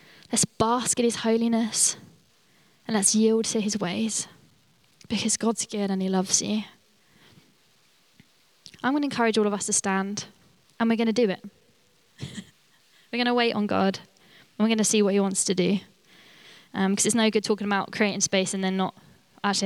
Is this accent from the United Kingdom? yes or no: yes; United Kingdom; we're British